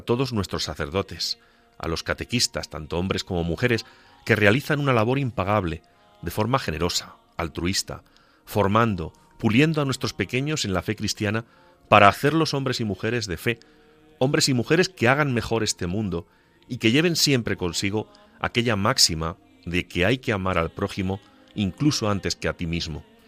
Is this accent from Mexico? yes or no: no; Agudo, Castilla-La Mancha, Spain; mi pueblo de Agudo.